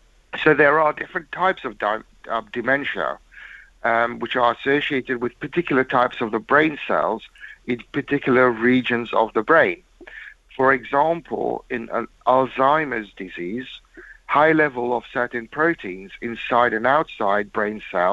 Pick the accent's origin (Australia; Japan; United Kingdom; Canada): United Kingdom; England; Win or lose, I'm English.